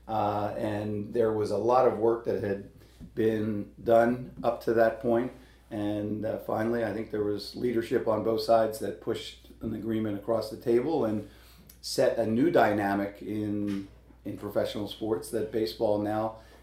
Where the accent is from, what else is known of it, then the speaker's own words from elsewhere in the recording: Philadelphia, Pennsylvania, United States; also born or lived in New York; now in Pittsburgh, United States; I was born and raised in Philadelphia.